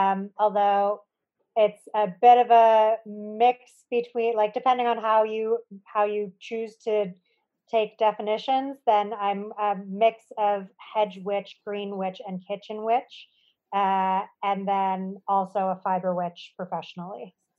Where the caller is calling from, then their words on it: Treaty 1 territory, Manitoba, Canada; I am calling in from Treaty 1 territory in central Canada.